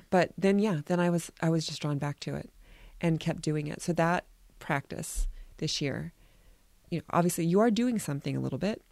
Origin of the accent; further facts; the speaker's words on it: United States; we are a people, especially Americans and maybe all Westerners